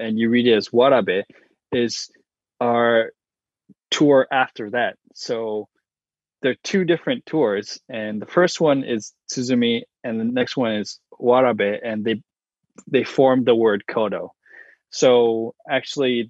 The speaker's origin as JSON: {"language": "English", "country": "United States", "said": "I'm American, Japanese-American, and I didn't grow up in Japan"}